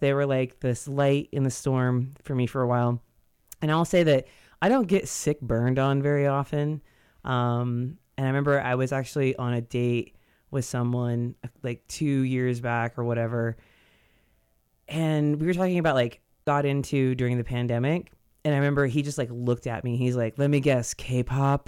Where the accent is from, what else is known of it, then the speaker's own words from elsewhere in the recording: Modesto, California, United States; I grew up in Modesto